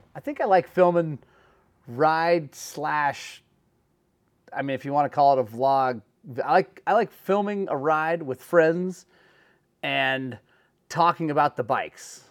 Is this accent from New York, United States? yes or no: no; Oklahoma, United States; moved away; I'm from Oklahoma